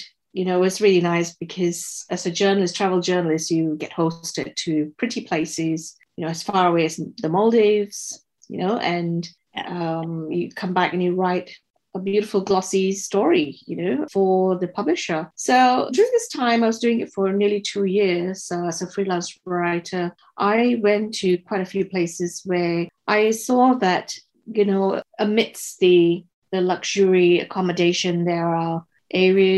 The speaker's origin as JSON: {"language": "English", "country": "Singapore", "tie": "born or raised there", "moved": "as an adult", "lives_now": "Tasmania, Australia", "said": "I was born and raised in Singapore."}